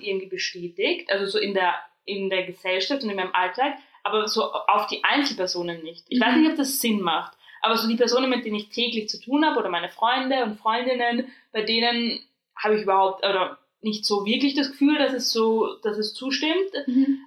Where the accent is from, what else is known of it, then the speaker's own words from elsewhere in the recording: Austria; accent: Austrian; moved away as an adult; now in Germany; ich komme aus Österreich